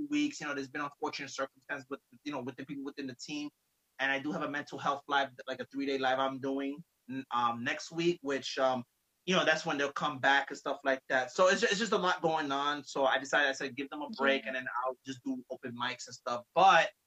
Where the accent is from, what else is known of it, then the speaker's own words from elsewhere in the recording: New York, United States; now in New Jersey, United States; I'm originally from New York, but I live in Jersey now